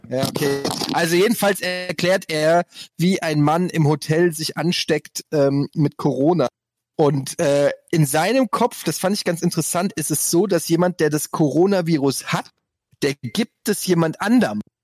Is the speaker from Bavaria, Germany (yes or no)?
no; Frankfurt, Hesse, Germany; bei uns in Frankfurt gab es den Holzhausen-Park, da habe ich in der Nähe gewohnt